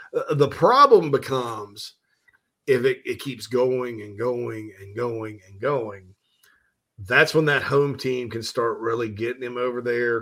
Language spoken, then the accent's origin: English; the Upstate, South Carolina, United States; we're from the Upstate